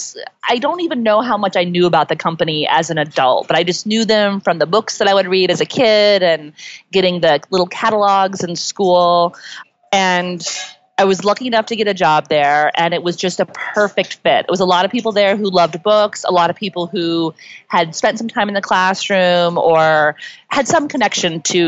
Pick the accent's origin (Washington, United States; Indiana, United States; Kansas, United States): Indiana, United States; Indianapolis; also born or lived in Georgia; now in New York, United States; I grew up in Georgia. My dad was in the service there. So I only lived there for a little bit. But then I spent the rest of my childhood in Indianapolis